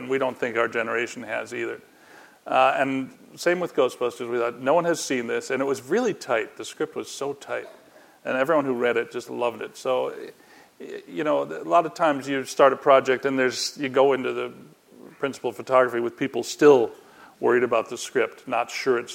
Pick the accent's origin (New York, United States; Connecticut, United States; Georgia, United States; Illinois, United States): Illinois, United States; Chicago; I'm from Chicago